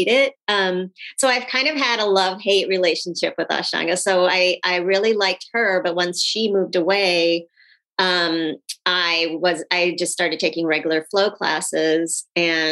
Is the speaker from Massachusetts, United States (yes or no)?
no; Phoenix, Arizona, United States; born or raised there; also born or lived in Sri Lanka